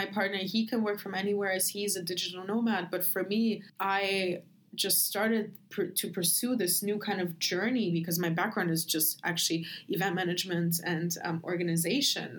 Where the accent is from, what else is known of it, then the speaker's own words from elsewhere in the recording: Germany; moved away as an adult; also born or lived in Ukraine / Berlin; I'm from Ukraine. I grew up in Germany and now I live here